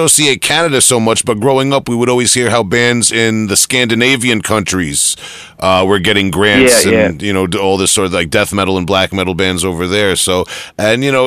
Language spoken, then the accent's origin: English; New York, United States; I'm from New York here